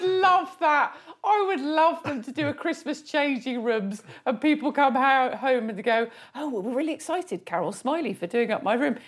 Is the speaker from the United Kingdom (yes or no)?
yes; Surrey, South East England, United Kingdom; I'm naturally from Surrey